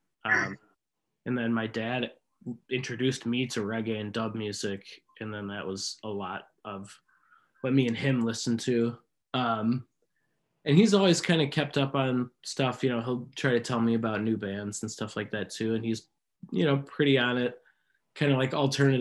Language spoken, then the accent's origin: English; Milwaukee, Wisconsin, United States; I'm from Milwaukee.